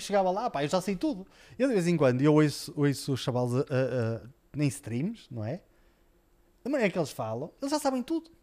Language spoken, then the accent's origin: Portuguese; Portugal; nós, eh, como portugueses, sempre fomos tão orgulhosos